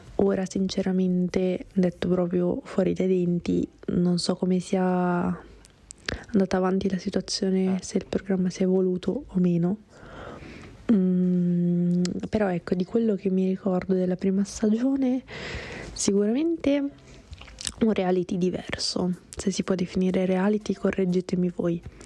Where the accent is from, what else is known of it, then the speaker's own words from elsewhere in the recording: Monza area, Lombardy, Italy; di Monza, dalle mie parti